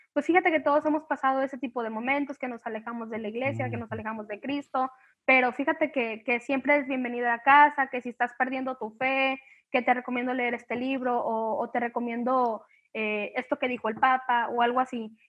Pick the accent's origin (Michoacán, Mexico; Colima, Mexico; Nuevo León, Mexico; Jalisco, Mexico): Colima, Mexico; soy de Colima